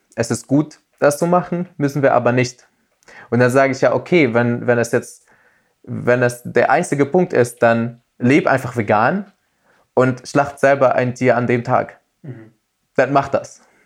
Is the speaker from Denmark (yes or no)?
no; Tunisia; Also es ist bei uns in Tunesien ganz normal